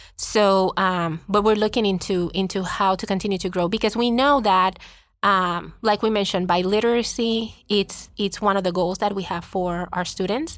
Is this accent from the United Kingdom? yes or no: no; Puerto Rico; first language Spanish; English is a second language; moved away as an adult; I was born and raised in Puerto Rico